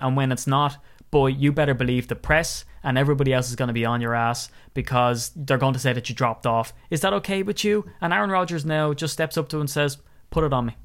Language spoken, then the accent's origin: English; Wicklow, Leinster, Ireland; I'm from Wicklow